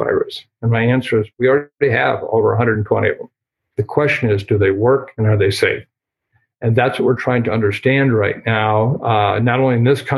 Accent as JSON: {"language": "English", "region": "Iowa", "country": "United States", "tie": "born or raised there", "said": "my home state of Iowa"}